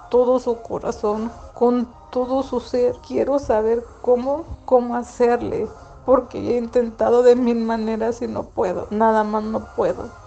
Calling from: Santa Ana, California, United States; de Santana, California.

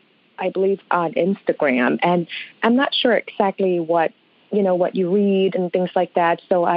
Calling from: Michigan, United States; I am calling from Michigan.

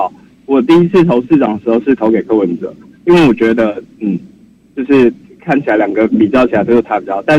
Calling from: Taipei, Taiwan

